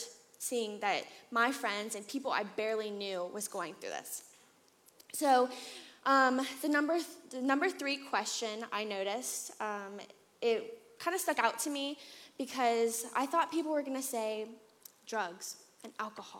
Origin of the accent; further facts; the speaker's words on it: Atlanta, Georgia, United States; I grew up here in Atlanta for the most part